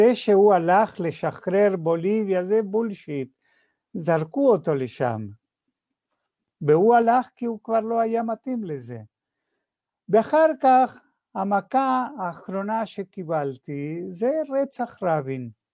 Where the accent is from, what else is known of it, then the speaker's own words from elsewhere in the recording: Argentina; moved away as an adult; now in Israel; זהות שלי היו כיהודי בארגנטינה